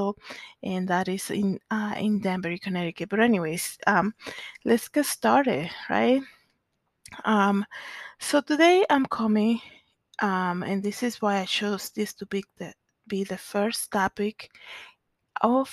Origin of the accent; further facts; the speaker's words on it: Dominican Republic; moved away; I am originally from the Dominican Republic